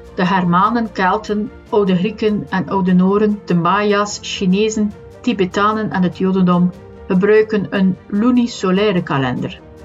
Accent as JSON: {"language": "Dutch", "region": "West Flanders", "country": "Belgium", "accent": "West Flemish", "said": "ik ben een West-Vlaming, dus een H of een h uitspreken is niet zo evident."}